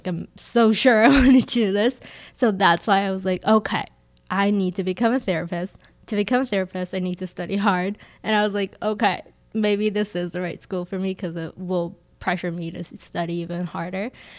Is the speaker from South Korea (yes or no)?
yes; South Korea; now in Minnesota, United States; I grew up in South Korea, and it's like very competitive, especially like academic wise.